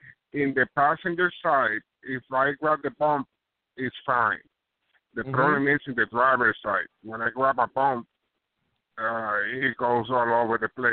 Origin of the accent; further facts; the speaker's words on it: Kansas, United States; Well, I'm from Kansas.